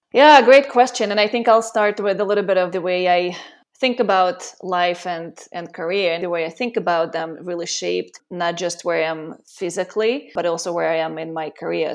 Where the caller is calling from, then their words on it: Costa Rica; I'm calling from Costa Rica, and I've been here for the last two years.